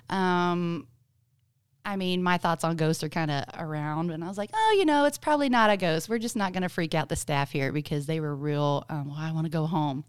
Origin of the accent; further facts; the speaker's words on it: Gonzales, Texas, United States; growing up in Gonzales